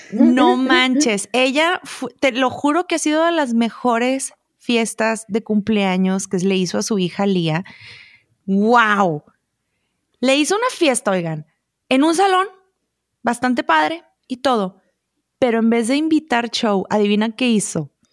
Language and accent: Spanish; Monterrey, Nuevo León, Mexico; moved away as an adult; now in Chihuahua, Mexico; yo soy regia